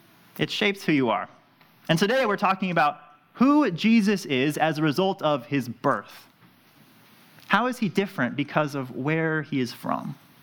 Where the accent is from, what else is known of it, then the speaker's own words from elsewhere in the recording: Southern California, United States; now in Elkton, United States; I was born in Southern California, and so I say lots of weird things like yeah, or have little quirks.